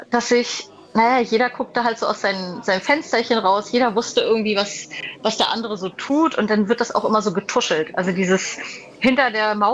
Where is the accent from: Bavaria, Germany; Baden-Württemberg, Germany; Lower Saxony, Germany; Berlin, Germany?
Lower Saxony, Germany; Nienburg; ich komme aus Nienburg ursprünglich